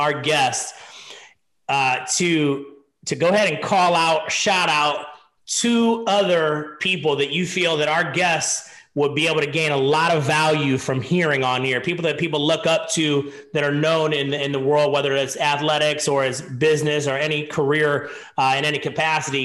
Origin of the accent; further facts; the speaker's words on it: Stark County, Ohio, United States; my hometown, and good to see people make it out of Stark County